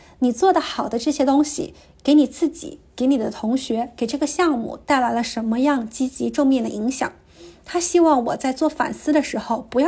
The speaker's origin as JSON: {"language": "Chinese", "region": "a small county town in Anhui", "country": "China", "moved": "yes", "lives_now": "Vancouver, Canada", "said": "我来自安徽的一个小县城，目前生活和工作在加拿大温哥华。"}